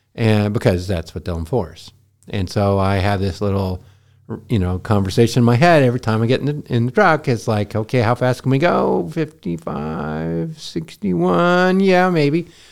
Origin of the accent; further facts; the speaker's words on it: Montana, United States; I grew up in Montana